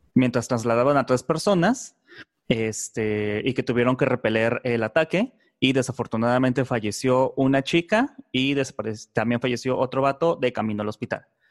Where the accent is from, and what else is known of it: Mexico